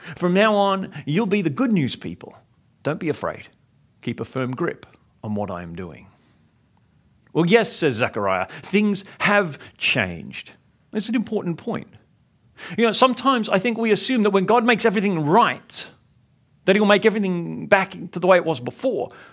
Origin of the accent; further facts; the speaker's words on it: Sydney, New South Wales, Australia; growing up in Sydney